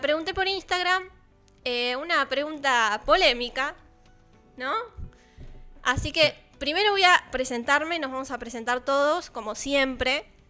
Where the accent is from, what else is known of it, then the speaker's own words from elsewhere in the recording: Balcarce, Buenos Aires Province, Argentina; now in Buenos Aires, Argentina; Yo que soy de Balcarce